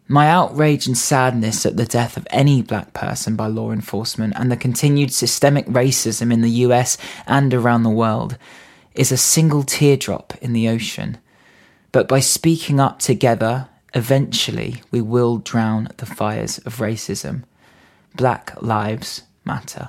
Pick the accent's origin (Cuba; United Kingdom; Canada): United Kingdom; Reading, South East England; We grew up together in Reading